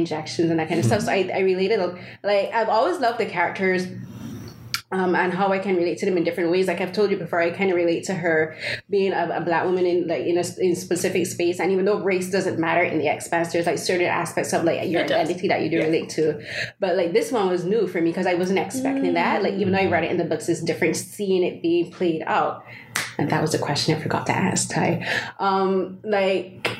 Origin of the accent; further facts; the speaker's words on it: Barbados; moved away; I'm from Barbados